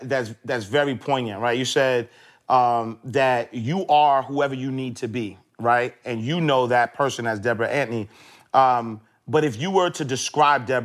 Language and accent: English; New York City, New York, United States; growing up in Harlem, I didn't have role models